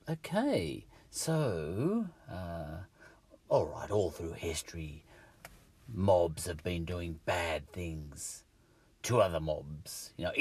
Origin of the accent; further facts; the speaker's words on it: England, United Kingdom; is this because I'm English that I think Wilberforce and his, you know, his lot started the ball rolling, you know?